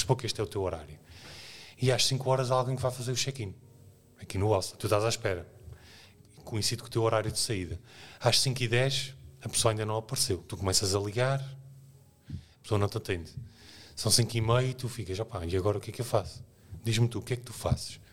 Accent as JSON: {"language": "Portuguese", "region": "Azores", "country": "Portugal", "tie": "born or raised there", "moved": "yes", "said": "nasci nos Açores, que é uma realidade que não é no interior, é numa ilha"}